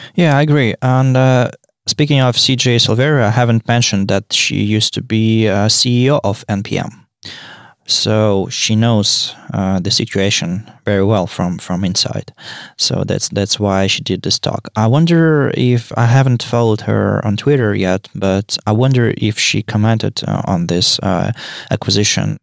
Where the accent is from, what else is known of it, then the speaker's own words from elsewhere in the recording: Saint Petersburg, Russia; I'm from Saint Petersburg, Russia.